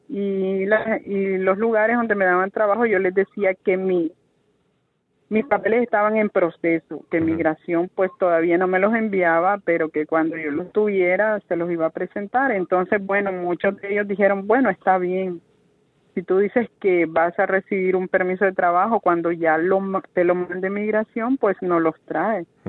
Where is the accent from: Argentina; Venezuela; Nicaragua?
Nicaragua; moved away as an adult; also born or lived in Miami, United States; now in United States; Yo viajé Nicaragua, de mi país natal, a Guatemala en avión